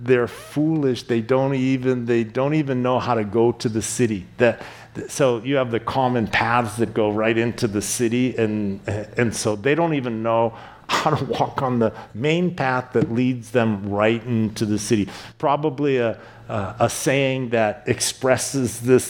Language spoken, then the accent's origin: English; East Coast, United States; moved away; I grew up on the East Coast, and the East Coast is known for being aggressive